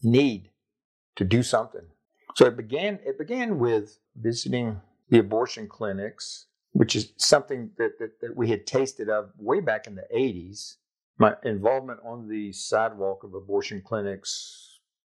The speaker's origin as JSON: {"language": "English", "town": "Jacksonville", "region": "Florida", "country": "United States", "tie": "born or raised there", "moved": "as an adult", "said": "Lived there all my life, except, you know, time away at University of Florida."}